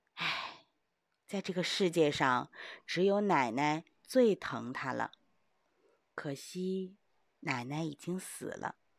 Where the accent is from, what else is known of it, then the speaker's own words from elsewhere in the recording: China; 因为我们中国人都非常地勤劳